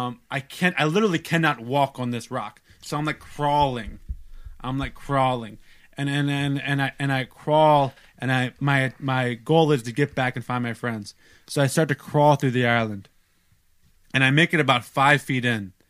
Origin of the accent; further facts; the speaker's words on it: United States; I'm American